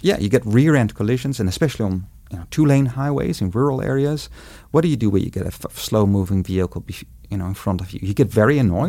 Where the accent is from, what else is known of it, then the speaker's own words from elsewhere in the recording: Netherlands; moved away as an adult; now in Montana, United States; I was born and grew up in the Netherlands